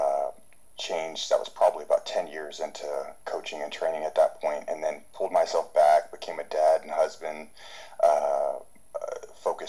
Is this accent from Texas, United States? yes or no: yes; San Antonio, Texas, United States; I'm from San Antonio, Texas